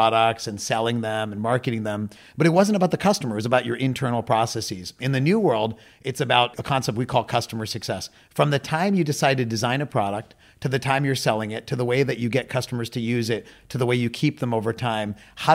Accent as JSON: {"language": "English", "town": "Pittsburgh", "region": "Pennsylvania", "country": "United States", "tie": "born or raised there", "said": "I grew up in Pittsburgh, Pennsylvania in the U.S."}